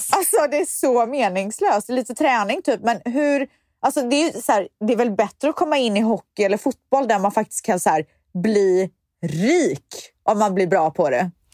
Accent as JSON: {"language": "Swedish", "town": "Viskafors", "region": "Västra Götaland", "country": "Sweden", "tie": "born or raised there", "said": "jag är ju uppvuxen i Viskafors"}